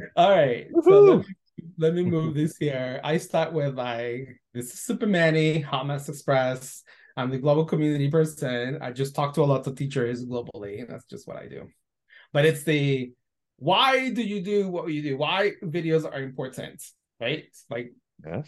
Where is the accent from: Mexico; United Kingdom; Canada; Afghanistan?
Mexico; Guadalajara, Jalisco; English is a second language; moved away as an adult; now in United States; I'm originally from Guadalajara. I came to this country not knowing any English, and when I came to the U.S., I did university you know level because I finished high school in Mexico